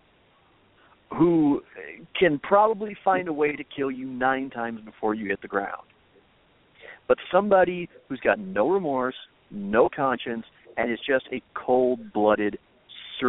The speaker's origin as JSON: {"language": "English", "region": "Minnesota", "country": "United States", "tie": "born or raised there"}